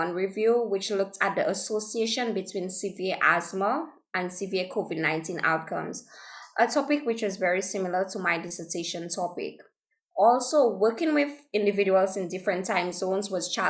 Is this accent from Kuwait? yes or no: no; St. Lucia; I am from St. Lucia, which is a small island in the Caribbean